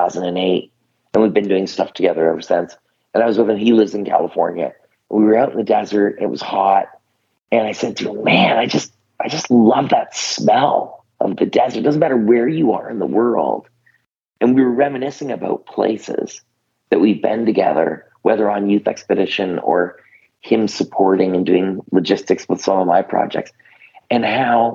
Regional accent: Canada; I'm Canadian

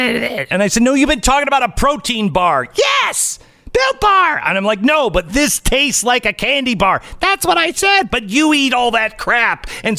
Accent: Seattle, Washington, United States; I grew up in Seattle, so I didn't know about Juneteenth.

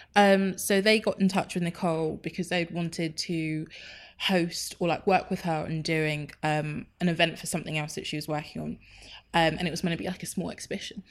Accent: Enfield, London, United Kingdom; so I was raised in Enfield, born and raised

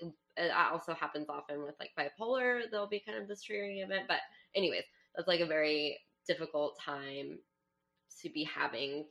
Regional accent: New Mexico, United States; I'm from New Mexico.

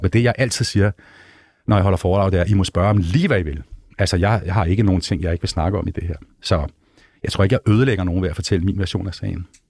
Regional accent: Hellerup, Capital Region of Denmark, Denmark; jeg er gammel Hellerup-dreng

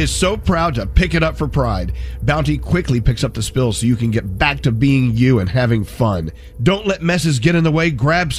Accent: Texas, United States; now in New York, United States; I'm from Texas.

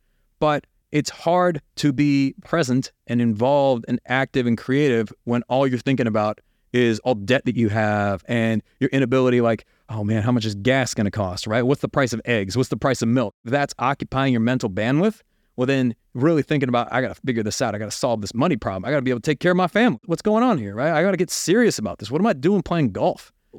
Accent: United States; And even though I grew up in America, I was college educated, I had every opportunity to succeed.

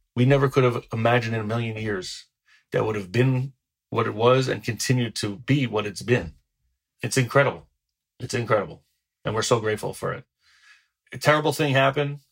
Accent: New Rochelle, New York, United States; I grew up in New Rochelle and it's a very large city

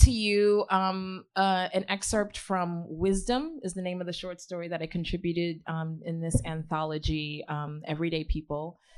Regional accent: Ghana; also born or lived in Queens, United States; I'm from originally Ghana, and um, I grew up in Ghana, um, which is partially what my book is inspired by Powder Necklace. Um, I grew up in Ghana. My parents sent me there from Queens um, at age 12

